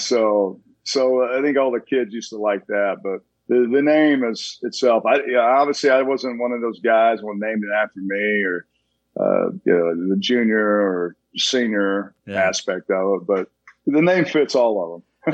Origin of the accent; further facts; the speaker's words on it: Tulsa, Oklahoma, United States; now in Dallas, United States; I come from a big family. I'm from Tulsa, Oklahoma.